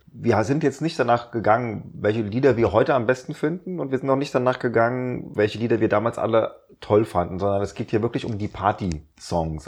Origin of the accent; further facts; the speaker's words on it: Rheinhessen, Rhineland-Palatinate, Germany; ich habe ja in Rheinhessen Abi gemacht